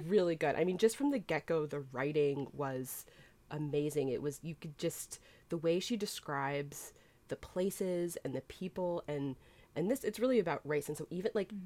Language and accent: English; Boston, Massachusetts, United States; my hometown Boston